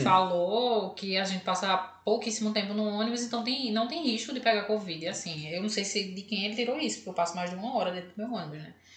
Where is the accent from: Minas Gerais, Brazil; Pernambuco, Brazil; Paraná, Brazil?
Pernambuco, Brazil; Recife; a gente sabe aqui de Recife